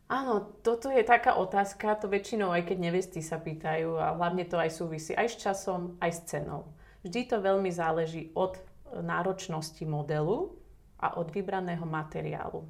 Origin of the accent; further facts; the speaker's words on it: Slovakia; som Slovenka.